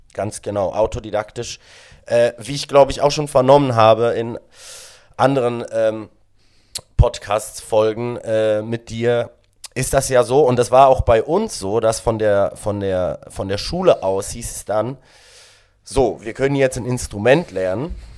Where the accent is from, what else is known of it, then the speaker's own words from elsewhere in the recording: Sedrun, Graubünden, Switzerland; German is a second language; moved away as an adult; now in Berlin, Germany; ich bin äh, 1992 in der Schweiz im schönen Kanton Graubünden in einer Skiortschaft namens Sedrun geboren